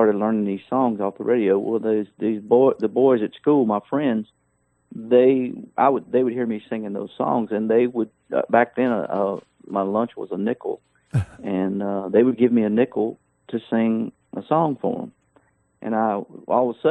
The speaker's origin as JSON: {"language": "English", "area": "Nelson County", "region": "Virginia", "country": "United States", "tie": "born or raised there", "also_born_or_lived": "Williamsburg, Virginia", "said": "I grew up in I was born in Williamsburg, Virginia. And then my family's from a place called Nelson County. If you ever saw the Waltons TV show, you saw exactly how I grew up and where I grew up"}